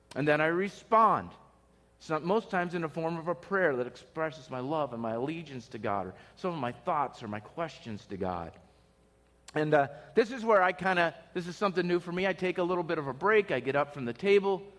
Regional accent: Pennsylvania, United States; moved away as an adult; I was from a little, you know, town in, in Pennsylvania, had a small house

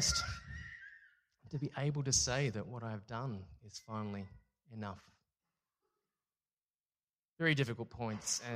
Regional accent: Singapore; also born or lived in France / Canberra, Australia; now in Melbourne, Australia; I was born in Singapore from Chinese parents

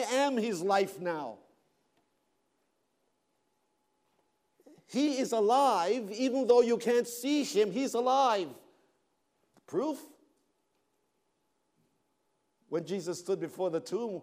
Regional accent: Canada; now in United States; I'm a Canadian

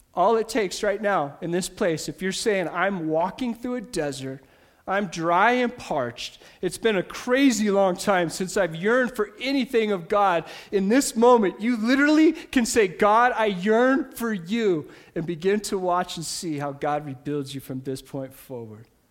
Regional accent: United States; I grew up in America

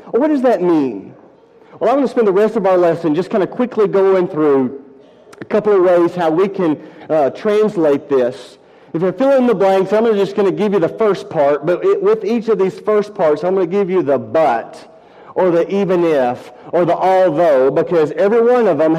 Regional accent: Decatur, Alabama, United States; During college, I worked summers at 3M, a large plant in my hometown, Decatur, Alabama.

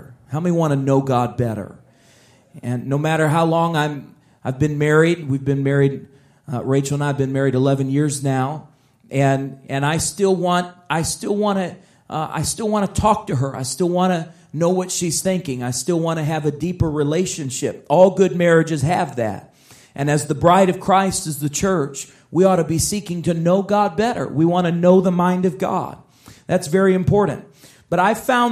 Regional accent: Chicago, Illinois, United States; I grew up in Chicago

